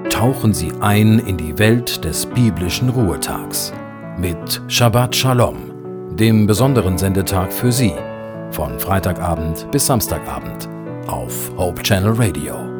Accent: Braunschweig, Lower Saxony, Germany; Braunschweig, der Stadt, wo ich meine Kindheit verbrachte

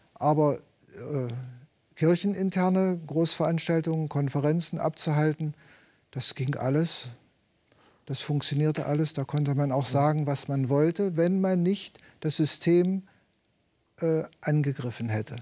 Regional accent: Eastern Harz, Wernigerode district, Saxony-Anhalt, Germany; moved away as an adult; also born or lived in Friedensau, Saxony-Anhalt; Geboren wurde ich im Ostharz, Landkreis Wernigerode. Und dann nach meiner Berufsausbildung bin ich umgezogen nach Friedensau

